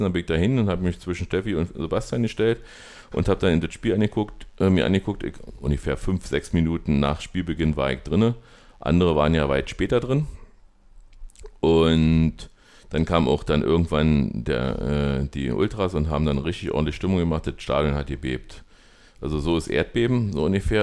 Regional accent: East Germany, Germany; wo wir herkommen, wir kommen aus Ostdeutschland

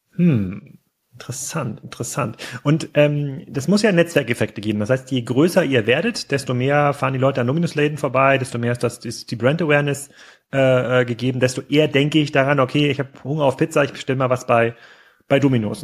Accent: East Germany, Germany; also born or lived in Gettorf; Ich bin ja auch ein, sozusagen ein Kind des Ostens

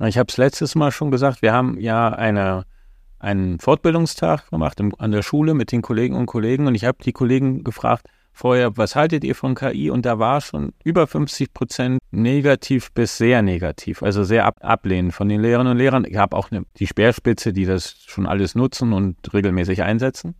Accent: GDR, East Germany, Germany; Ich bin in der DDR groß geworden

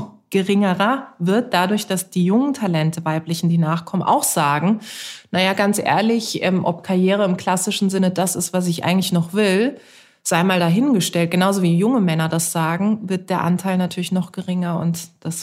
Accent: Karlsruhe, Baden-Württemberg, Germany; moved away; ich bin in Karlsruhe geboren und aufgewachsen und meine Eltern sind da auch noch

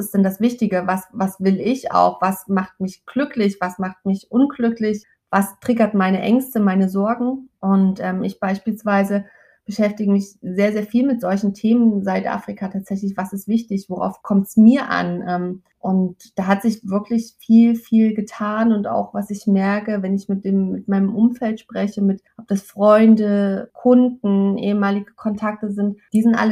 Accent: Leipzig, Saxony, Germany; Ich komme aus Leipzig

